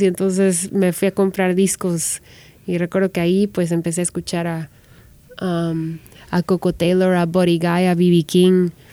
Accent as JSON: {"language": "Spanish", "country": "Guatemala", "moved": "as an adult", "lives_now": "Los Angeles, United States", "said": "soy guatemalteca, que vengo de Latinoamérica"}